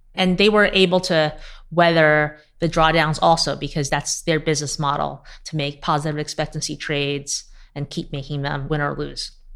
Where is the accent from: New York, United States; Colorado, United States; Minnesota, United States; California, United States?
New York, United States; New York City; I grew up in Queens to immigrant parents. I came here when I was six.